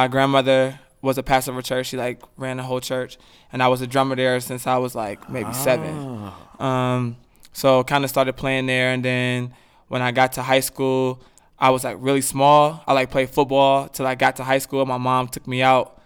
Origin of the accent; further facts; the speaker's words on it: Ohio, United States; moved away as an adult; now in Indianapolis, United States; We say BMV in Ohio